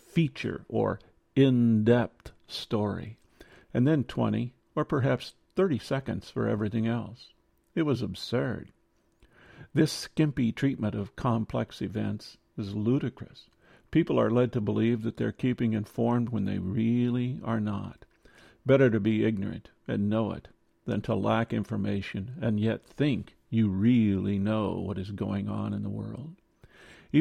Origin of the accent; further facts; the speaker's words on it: Midwest, United States; Growing up in the Midwest